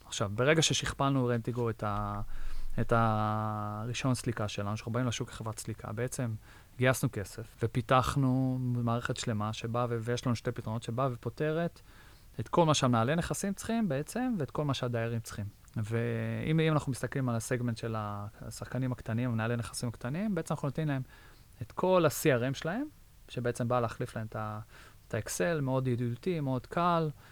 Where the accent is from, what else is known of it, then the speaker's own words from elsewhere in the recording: Israel; moved away as an adult; now in United States; גדלתי בישראל